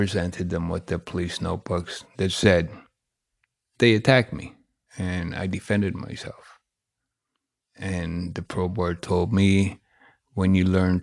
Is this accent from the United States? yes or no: no; Toronto, Ontario, Canada; I was brought up in Regent where university and college was never mentioned in the whole project